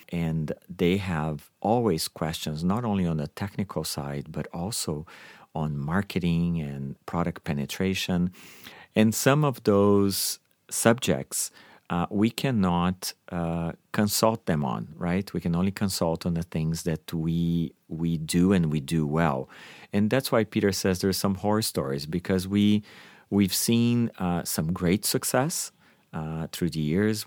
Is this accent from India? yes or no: no; Brazil; now in Canada; I am from Brazil